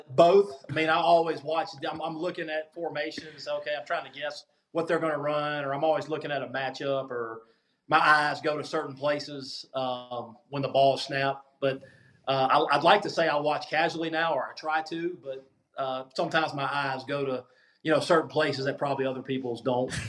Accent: Mississippi, United States; I had to go speak down there on the coast for one of my hometown deal

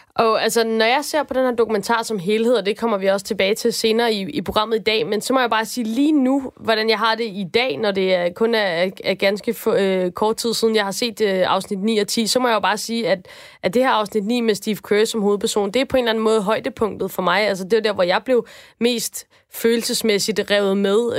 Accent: Denmark; nu er jeg jo dansker

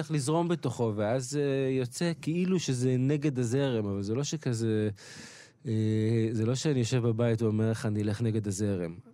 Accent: Kiryat Yam, Haifa District, Israel; also born or lived in Beersheba; נולדתי בבאר שבע, כן. בגיל חמש עברנו לקריית ים

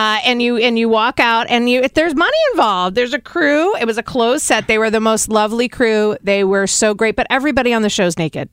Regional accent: East Coast, United States; Now, I'm from the East Coast. The prostitutes in the East Coast and the prostitutes out here are very different.

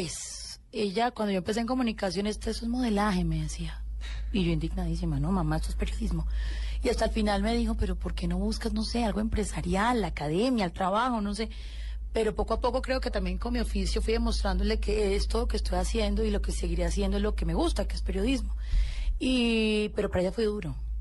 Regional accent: Colombia; soy una colombiana común y corriente

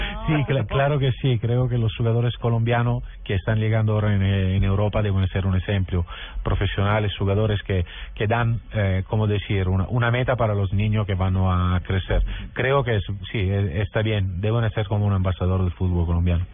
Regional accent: Southern Italy, Italy; Spanish is a second language; soy del sur de Italia

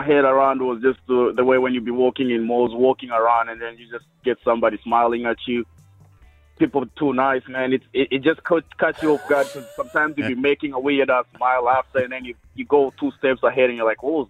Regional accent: Kenya; now in Sunnybank, Australia; I came from Kenya.

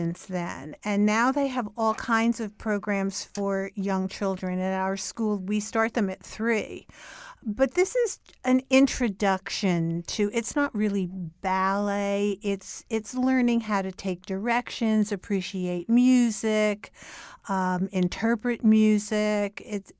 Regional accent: Newark, New Jersey, United States; now in New York, United States; I grew up in Newark, New Jersey, and I lived there until I was 24 years old.

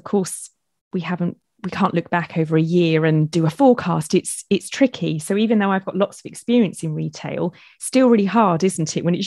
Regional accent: United Kingdom; I'm being very British

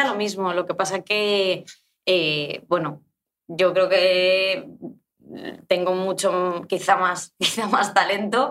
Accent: Madrid, Community of Madrid, Spain; Yo soy de Madrid 100%. Eh, o sea, no tengo otras raíces.

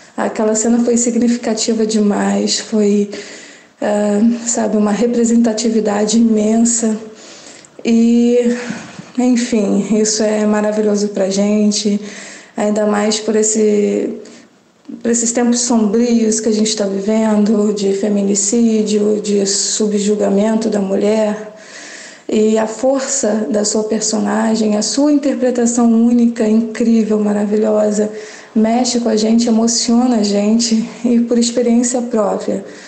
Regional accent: interior of Rio de Janeiro, Brazil; sou do interior do Rio de Janeiro

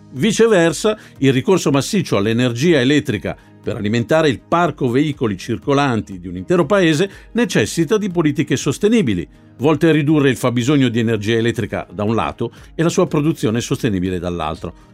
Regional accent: Milan, Lombardy, Italy; come milanese che proprio la mia città sia una delle prime in Europa

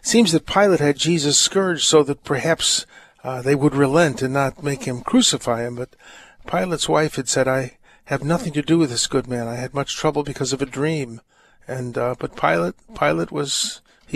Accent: near Hickory Hills, Illinois, United States; I grew up near Hickory Hills, not too far away

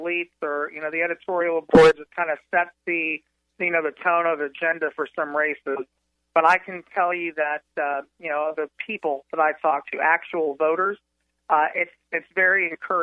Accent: West Orange County, Florida, United States; also born or lived in Dr. Phillips, Florida / Windermere, Florida; I grew up in West Orange County

